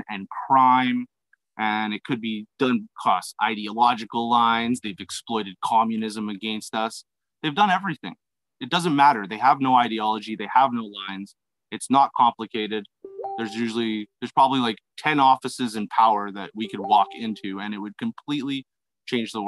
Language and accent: English; Alberta, Canada; moved away as an adult; now in Honduras; I'm actually from Alberta, but I've lived there for 10 years